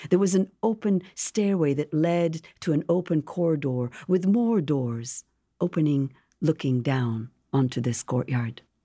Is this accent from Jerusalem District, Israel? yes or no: yes; Jerusalem, Jerusalem District, Israel; moved away as an adult; now in Washington, D.C. area, United States; growing up in Jerusalem, coming to this country